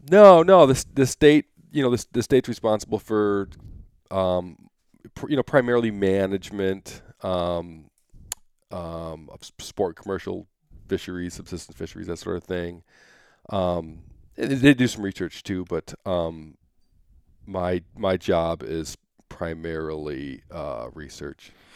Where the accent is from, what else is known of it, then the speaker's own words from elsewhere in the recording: Michigan, United States; moved away as an adult; now in Anchorage, United States; I grew up in Michigan